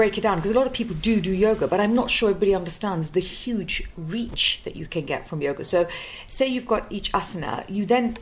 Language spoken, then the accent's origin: English; North India, India; I come from the north of India